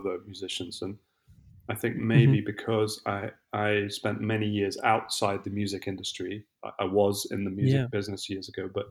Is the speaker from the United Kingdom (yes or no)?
yes; London, United Kingdom; moved away as an adult; also born or lived in Italy / Brazil; now in Lisbon, Portugal; I'm originally from England. I spent most of my life living in London.